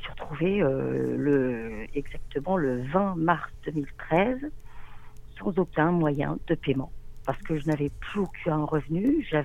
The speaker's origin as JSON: {"language": "French", "country": "France", "said": "alors que je suis française, entre guillemets, hein"}